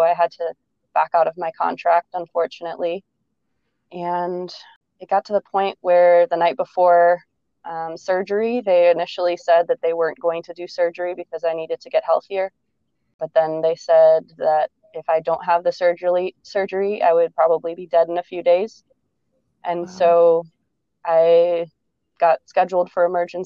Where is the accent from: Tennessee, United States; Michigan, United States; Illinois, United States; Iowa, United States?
Illinois, United States; outside of Chicago; also born or lived in Ohio State University, Ohio; I grew up outside of Chicago.